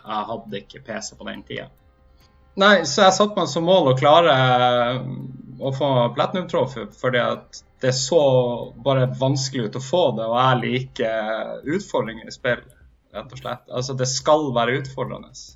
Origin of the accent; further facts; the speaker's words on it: Hammerfest, Troms og Finnmark, Norway; er fra Hammerfest, og jeg er fortsatt finnmarking